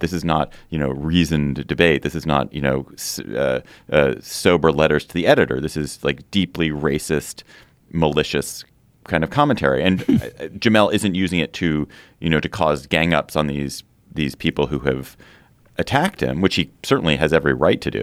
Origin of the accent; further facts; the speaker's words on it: Washington, District of Columbia, United States; I grew up in Chevy Chase, D C, so it's very familiar to me